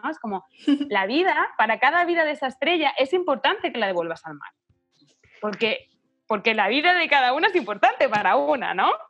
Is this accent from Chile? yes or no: yes; Chile; born there; un poco porque nacimos en Chile, ¿no?